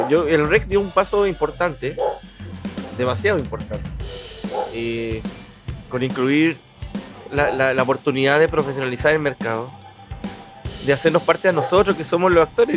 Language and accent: Spanish; Concepción, Biobío, Chile; Somos muy penquistas, hay que entender el penquista, que yo lo entiendo